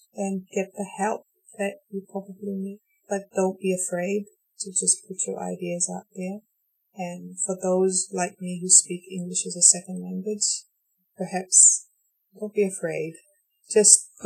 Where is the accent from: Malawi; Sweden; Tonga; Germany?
Tonga; accent: Tongan; first language Tongan; English is a second language; I speak Tongan as my mother tongue